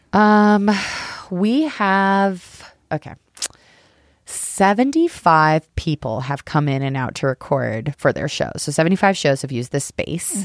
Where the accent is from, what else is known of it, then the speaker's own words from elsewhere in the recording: Colorado, United States; I'm from Colorado